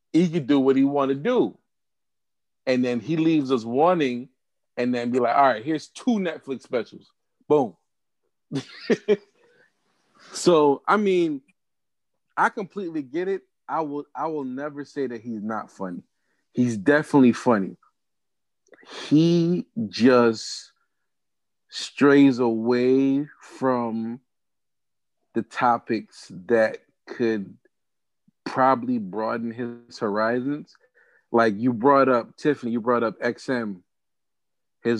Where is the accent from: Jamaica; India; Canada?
Jamaica; as a Jamaican